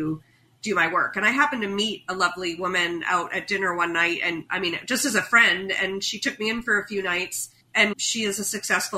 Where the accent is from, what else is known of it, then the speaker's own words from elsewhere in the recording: United States; as an American